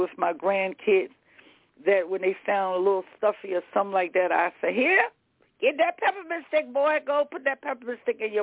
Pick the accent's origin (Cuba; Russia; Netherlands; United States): United States; the South; I'm from the South.